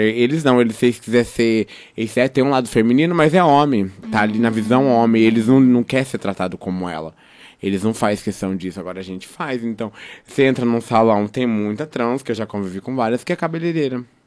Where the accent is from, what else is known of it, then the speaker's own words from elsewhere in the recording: Londrina, Paraná, Brazil; eu sou da Brataque